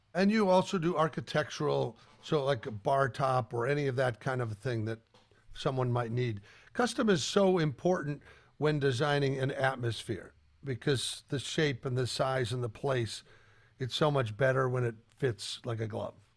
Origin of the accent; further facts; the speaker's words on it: Colorado, United States; I grew up in Colorado.